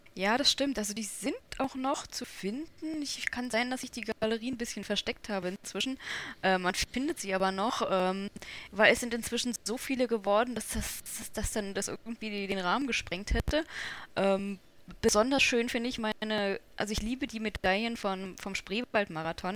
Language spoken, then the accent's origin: German; Berlin, Germany; ich bin Berlinerin